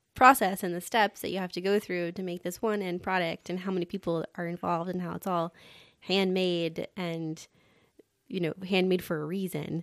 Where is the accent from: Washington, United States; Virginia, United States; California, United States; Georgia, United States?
Georgia, United States; Atlanta; moved away; I grew up in Atlanta